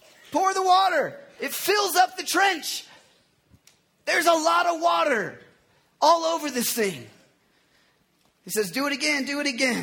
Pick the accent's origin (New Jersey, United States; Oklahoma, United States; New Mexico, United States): Oklahoma, United States; moved away; I grew up in Oklahoma